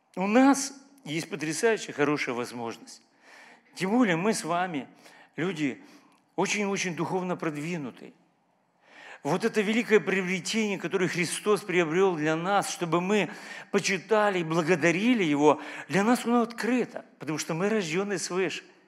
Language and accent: Russian; Ukraine; Я украинец, вообще разговариваю по-украински